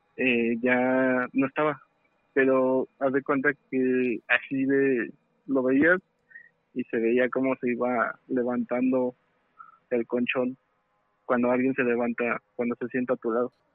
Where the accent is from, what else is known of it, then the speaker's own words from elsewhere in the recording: State of Mexico, Mexico; yo soy del Estado de México